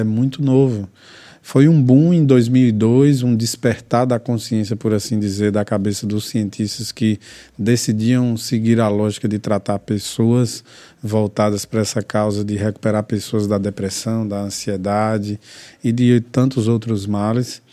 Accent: interior of Bahia, Brazil; also born or lived in São Caetano do Sul, São Paulo; nasci em São Caetano do Sul, em São Paulo, mas que fui criado no interior da Bahia

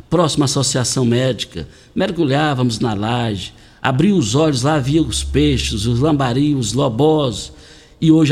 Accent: Douradinho, km 6 of BR-452 towards Itumbiara, Goiás, Brazil; Ali no quilômetro 6, na BR-452, saída para Itumbiara, depois da mata do César Basso, que sempre foi conhecida, foi ali que nós nascemos.

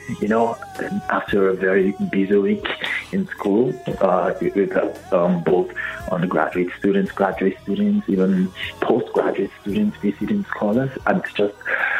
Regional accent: Nigeria; now in Columbia, United States

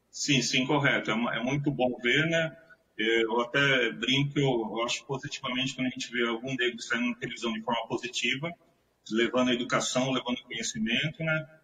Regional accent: São Vicente, São Paulo, Brazil; moved away as an adult; also born or lived in Santos; eu nasci em Santos, mas sempre fui morador de São Vicente.

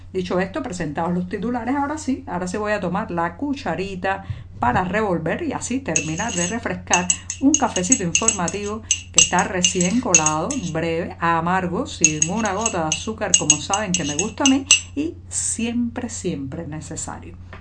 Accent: Cuba; cubana, periodista, ciudadana

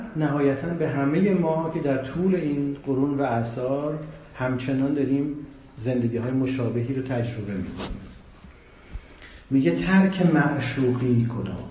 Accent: Iran; ما ایرانیام

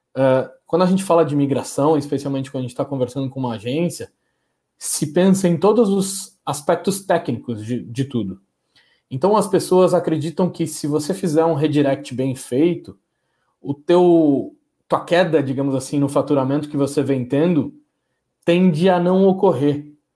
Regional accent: Porto Alegre, Rio Grande do Sul, Brazil; now in São Paulo, Brazil; nasci aqui em São Paulo, fiquei até os meus sete anos. Eh, e acabei, por causa da separação dos meus pais e tudo mais, acabei indo morar em Porto Alegre, que foi onde eu de fato fiz, iniciei a minha vida, tenho os meus amigos pessoais de infância

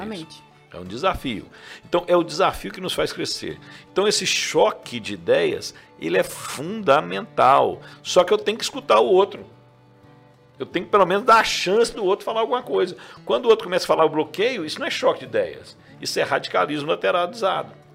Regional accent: Rio Verde, Goiás, Brazil; Eu sou nascido em Rio Verde. Sou nascido em Rio Verde. Rodei o Brasil inteiro, mas sou nascido aqui. Minha família é daqui.

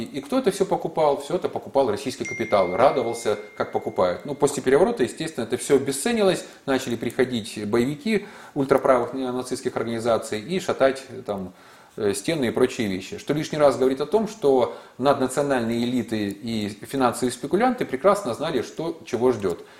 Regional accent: Zaporizhzhia, Zaporizhzhia Oblast, Ukraine; моего родного города

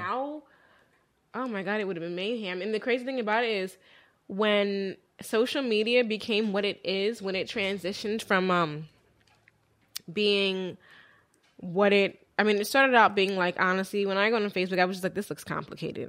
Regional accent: Willow Grove, Pennsylvania, United States; We grew up in Willow Grove, Pennsylvania

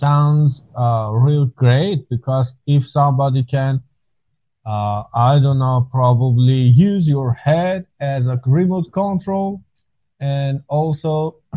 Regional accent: Iran; I come from Iran

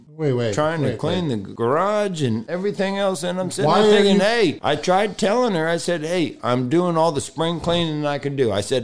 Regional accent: Tampa, Florida, United States; that's my hometown

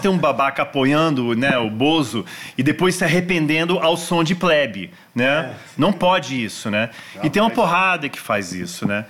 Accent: Brasília, Federal District, Brazil; also born or lived in Washington, United States; eu cresci em Brasília

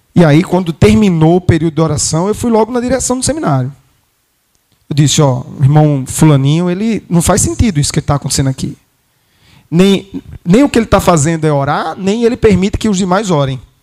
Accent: Brazil; nós somos brasileiros

